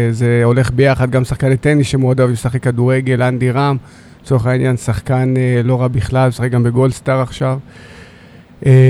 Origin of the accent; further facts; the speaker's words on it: Beersheba, Southern District, Israel; נולדתי וגדלתי כאן uh, בעיר באר שבע.